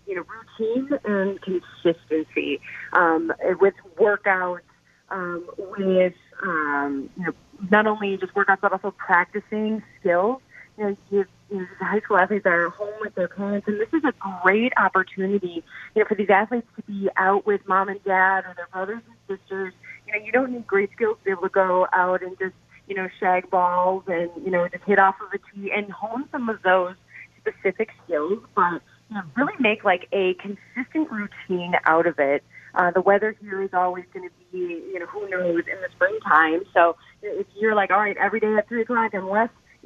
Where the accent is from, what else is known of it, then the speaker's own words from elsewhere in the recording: Clintonville, Wisconsin, United States; moved away as an adult; also born or lived in Waukesha, Wisconsin; I grew up in Clintonville, Go Truckers. It's about 2 hours north of here